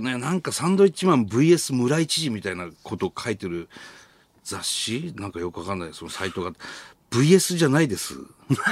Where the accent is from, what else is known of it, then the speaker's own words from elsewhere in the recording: Sendai, Miyagi, Japan; moved away as an adult; now in Tokyo, Japan; 僕らが、まあ、仙台から上京して